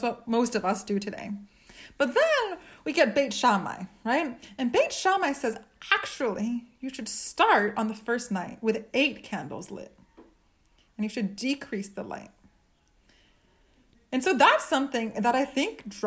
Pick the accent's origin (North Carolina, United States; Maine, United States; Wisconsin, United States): Maine, United States; I grew up in Maine